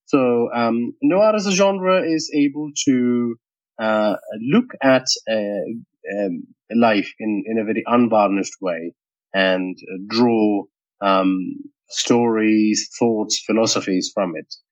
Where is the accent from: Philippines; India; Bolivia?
India; now in Sydney, Australia; Uh, so I am based in Sydney in Australia now. So it's uh, mi- close to midnight now. Um, but we have a five and a half hour a difference between us, uh, Kush, uh, but uh, my heart and soul and mind still lives in India.